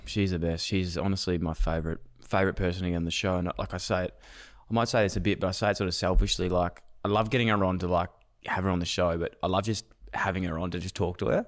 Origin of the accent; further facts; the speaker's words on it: Melbourne, Victoria, Australia; I'm from Melbourne